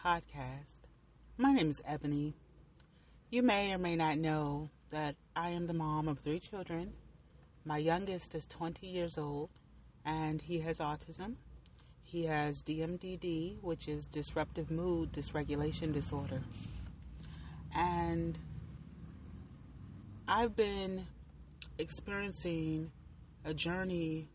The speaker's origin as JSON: {"language": "English", "town": "Buffalo", "region": "New York", "country": "United States", "tie": "born or raised there", "moved": "as an adult", "said": "I grew up in Buffalo, New York. I lived there mostly all of my life."}